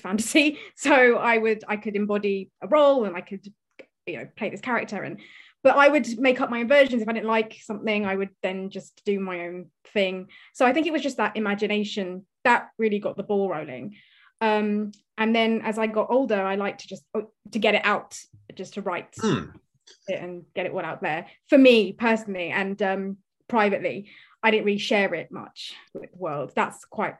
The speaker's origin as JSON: {"language": "English", "region": "London", "country": "United Kingdom", "said": "I'm from London, and I'm a writer"}